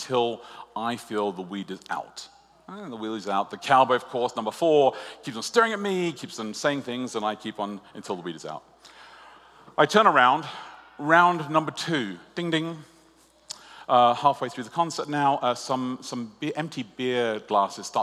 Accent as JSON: {"language": "English", "country": "Australia", "said": "I'm Australian"}